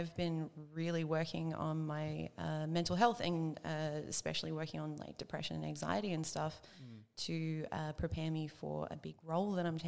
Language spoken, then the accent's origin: English; Nelson Bay, New South Wales, Australia; also born or lived in Newcastle; Born in Newcastle, and then I grew up in Nelson Bay, which is like this beautiful small beach town